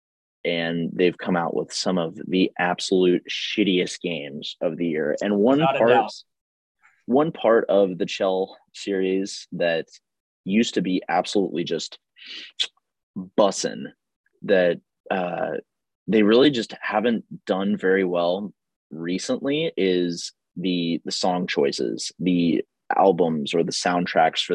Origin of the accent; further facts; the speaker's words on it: Houston, Texas, United States; growing up in Houston